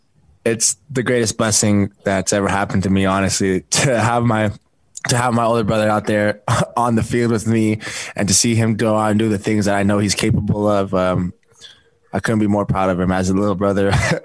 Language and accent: English; Provo, Utah, United States; being able to come back to my hometown right where I grew up. I grew up right next to Kiwanis Park in the Tree Street. So I've been in BYU's backyard for a long time